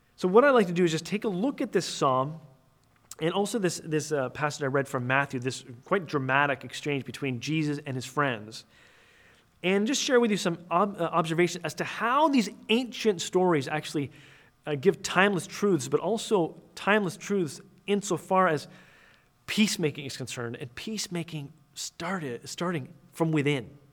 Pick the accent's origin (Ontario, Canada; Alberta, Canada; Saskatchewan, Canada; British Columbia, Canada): Ontario, Canada; near Toronto; I was born and raised, uh, near Toronto, Canada.